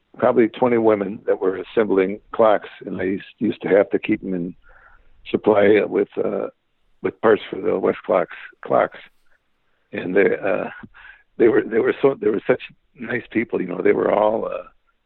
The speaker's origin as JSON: {"language": "English", "town": "LaSalle", "region": "Illinois", "country": "United States", "tie": "born or raised there", "said": "I grew up more in a small town in central Illinois called Lucelle, Illinois."}